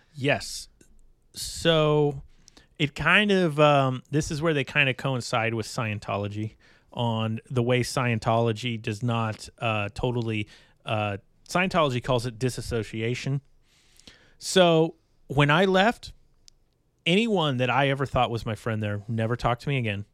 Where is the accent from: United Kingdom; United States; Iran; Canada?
United States; Bay Area, California; now in Iowa, United States; growing up in the Bay Area, California